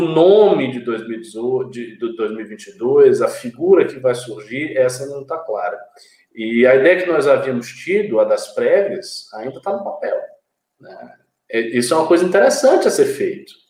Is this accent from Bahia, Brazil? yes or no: yes; Bahia, Brazil; moved away; depois de uns quatro anos eu saí daqui e voltar para minha terra